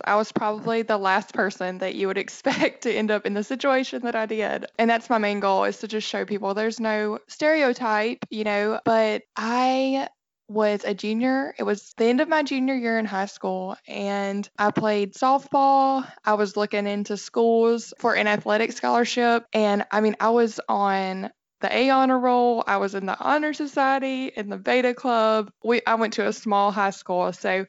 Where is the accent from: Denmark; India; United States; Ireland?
United States; Alabama; That's right. And you can probably tell by my accent.